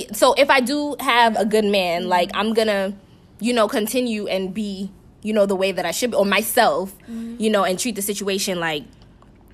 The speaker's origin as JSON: {"language": "English", "region": "New York", "country": "United States", "moved": "as an adult", "lives_now": "Orlando, United States", "said": "I'm from New York. I live in Orlando now. Moved here 3 years ago"}